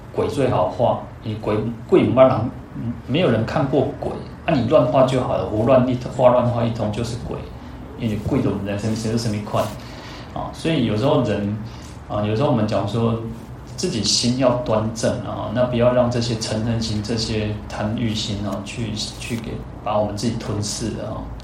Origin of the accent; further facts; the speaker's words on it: Taiwan; 我们台湾人